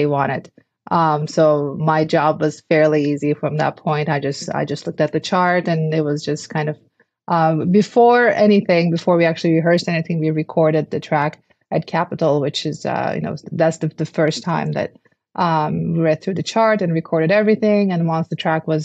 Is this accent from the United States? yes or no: no; Istanbul, Turkey; moved away; I'm from Istanbul. I didn't really grow up with American football. Football was soccer to us.